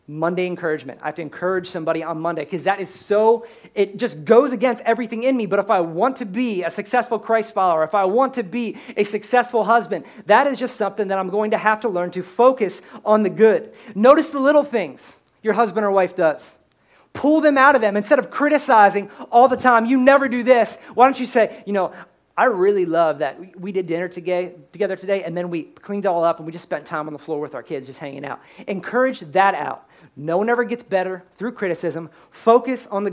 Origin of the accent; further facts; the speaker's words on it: Pennsylvania, United States; I'm born and raised in Pennsylvania